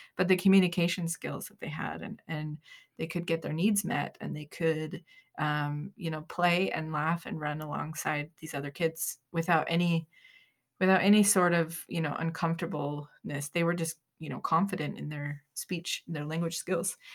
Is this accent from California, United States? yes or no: no; Utah, United States; We're from Utah